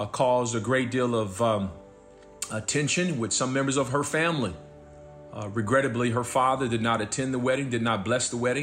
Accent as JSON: {"language": "English", "town": "Los Angeles", "region": "California", "country": "United States", "tie": "born or raised there", "also_born_or_lived": "Dallas / New Mexico / San Francisco / Kansas City, Kansas", "moved": "yes", "said": "growing up where I grew up in South Central"}